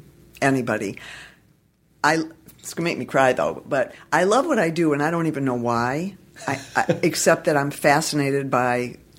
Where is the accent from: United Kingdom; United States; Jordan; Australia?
United States; Detroit, Michigan; now in Los Angeles, United States; I'm from Detroit originally.